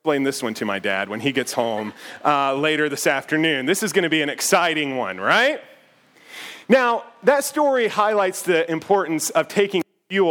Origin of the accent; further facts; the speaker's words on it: United States; the house where I grew up out in Bedford County